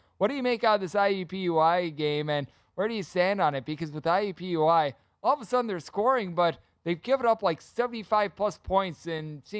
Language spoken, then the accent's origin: English; Wisconsin, United States; I'm also from Wisconsin, so I have to appease the home state.